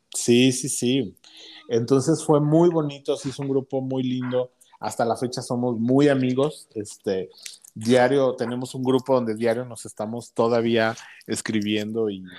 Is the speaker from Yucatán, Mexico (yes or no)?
no; Uruapan, Michoacán, Mexico; moved away as an adult; now in Mexico City, Mexico; yo soy originario de Uruapan, Michoacán. Ahí viví hasta los 22, 21 años más o menos